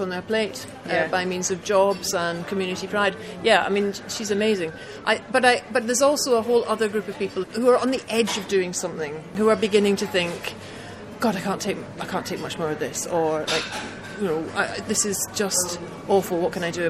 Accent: Glasgow, Scotland, United Kingdom; I grew up in Glasgow in the 1970s

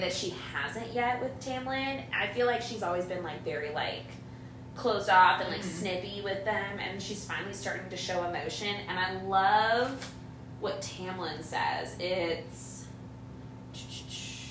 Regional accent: California, United States; I'm from California

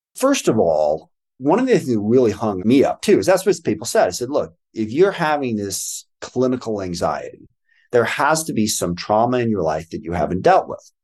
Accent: Washington, United States; I was born in Washington, D C, but was raised out here by my adoptive parents

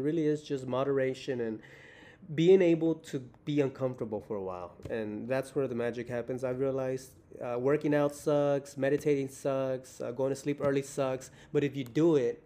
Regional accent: Houston, Texas, United States; I'm from Houston

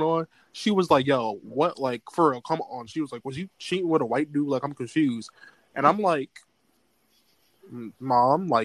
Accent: United States; I'm from America

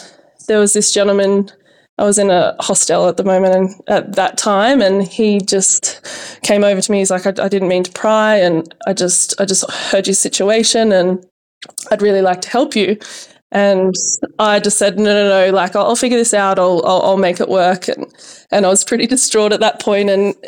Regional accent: Orange, New South Wales, Australia; You know, growing up in Orange, it was great. And then you kind of hit your teenage years and, you know, you think you're invincible and you just, you know, I almost outgrew Orange in a way and couldn't leave quick enough

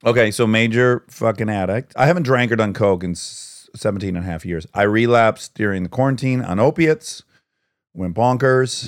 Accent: Detroit, Michigan, United States; I'm from Detroit

